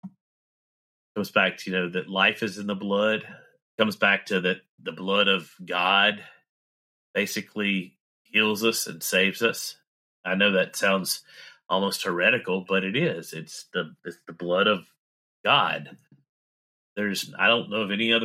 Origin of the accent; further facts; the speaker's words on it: the South, United States; accent: southern; Let my southern accent come out